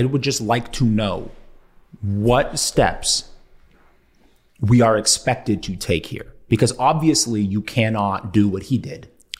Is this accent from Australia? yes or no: no; Canada; as a Canadian living in Canada